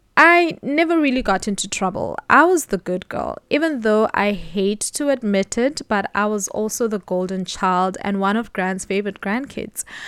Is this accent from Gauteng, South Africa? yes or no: no; Mthatha, Eastern Cape, South Africa; I was born in October, the year nineteen ninety-one, in a not so small city, M Tata, in the Eastern Cape.